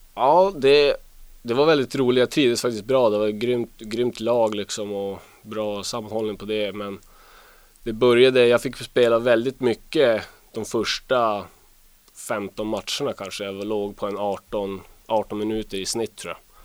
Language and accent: Swedish; Luleå, Norrbotten County, Sweden; also born or lived in Boden; Jag eh, är uppvuxen i Luleå